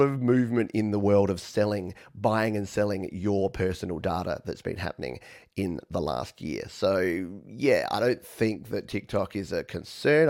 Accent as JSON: {"language": "English", "country": "Australia", "accent": "Australian", "said": "my funny Australian accent"}